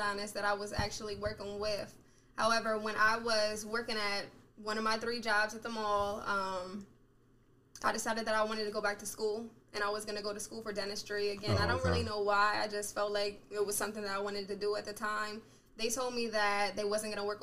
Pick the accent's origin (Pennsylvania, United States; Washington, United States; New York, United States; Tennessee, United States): Pennsylvania, United States; Harrisburg; I'm from Harrisburg, Pennsylvania.